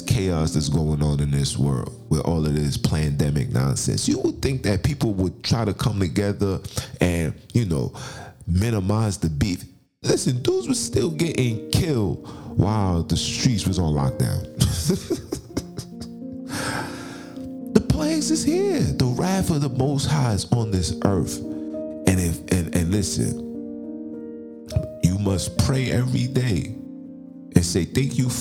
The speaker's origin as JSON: {"language": "English", "country": "United States", "said": "being an American"}